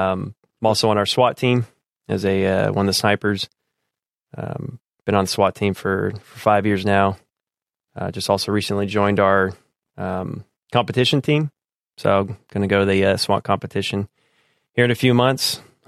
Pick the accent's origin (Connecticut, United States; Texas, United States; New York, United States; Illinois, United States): Texas, United States; Austin; It's a tricky question, actually, because I grew up as an Army brat. So didn't really live too long in one place. Now, when people ask me that, I tell them Austin area, just because that's where I lived the longest.